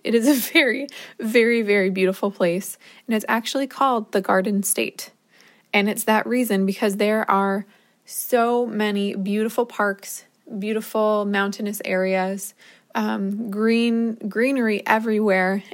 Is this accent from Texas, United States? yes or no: no; New Jersey, United States; moved away as an adult; also born or lived in Minnesota; I'm from New Jersey